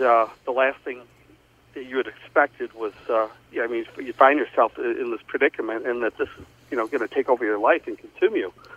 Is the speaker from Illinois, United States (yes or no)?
yes; Joliet, Illinois, United States; about five or six houses up the street from where I grew up in Joliet